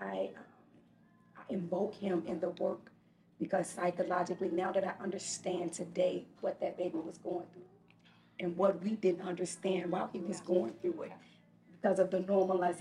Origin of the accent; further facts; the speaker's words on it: Chicago, Illinois, United States; I really had a really horrible experiences growing up in Chicago